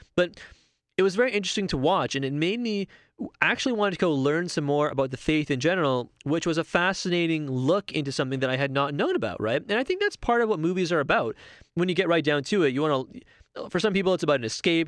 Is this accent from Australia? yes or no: no; Toronto, Ontario, Canada; I live in Toronto. I've, I'm born and raised in Toronto.